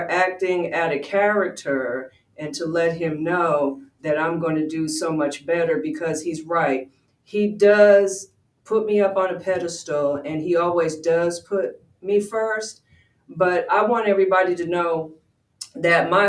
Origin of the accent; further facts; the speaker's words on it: Westchester, New York, United States; moved away; also born or lived in Georgia; I said I was from Westchester. Yes, there was only like 7 Black families there